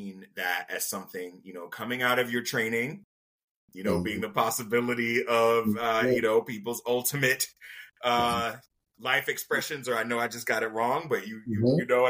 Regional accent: Jacksonville, Florida, United States; moved away; I'm from Jacksonville, Florida

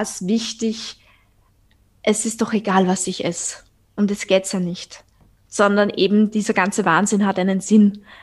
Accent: Austria; accent: Viennese; ich bin aus Österreich, also falls mein Dialekt äh, euch ein bisschen verwirrt.

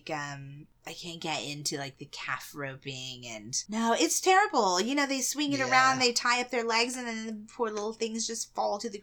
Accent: Texas, United States; my memories of growing up in Texas.

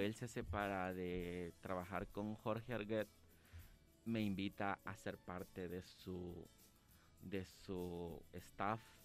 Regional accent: San Salvador, El Salvador; yo siempre me he considerado un producto 100% salvadoreño. Nací acá en San Salvador

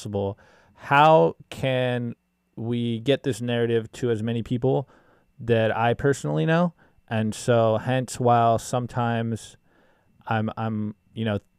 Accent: United States; as an American

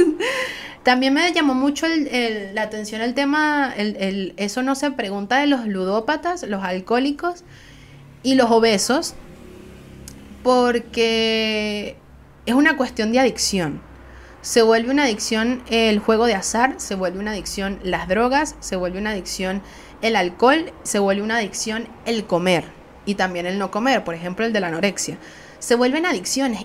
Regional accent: Venezuela; soy venezolana

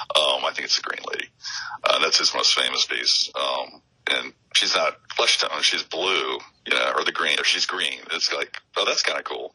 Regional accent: Phoenix, Arizona, United States; also born or lived in Denver, Colorado; born and raised in Phoenix.

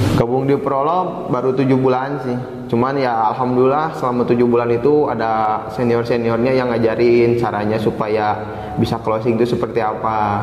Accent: Cimahi, West Java, Indonesia; Saya berasal dari kota Cimahi

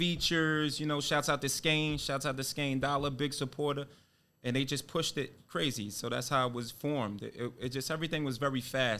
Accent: Jersey City, New Jersey, United States; I'm from Jersey City

